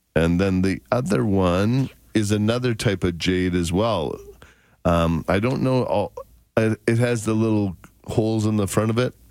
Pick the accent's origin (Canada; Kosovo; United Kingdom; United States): Canada; as a Canadian business guy, and I try to source and do as much as I can out of Western Canada